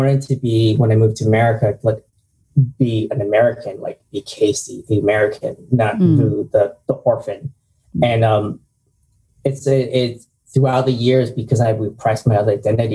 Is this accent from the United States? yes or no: no; Vietnam; moved away; I was born in Vietnam